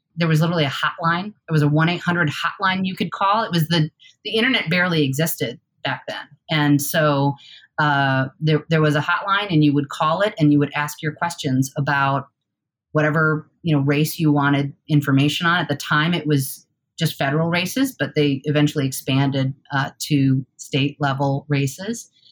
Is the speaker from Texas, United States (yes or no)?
no; Newark, New York, United States; moved away as an adult; also born or lived in Boston / Oregon; I grew up in a town called Newark, New York, uh, which is in the Finger Lakes region.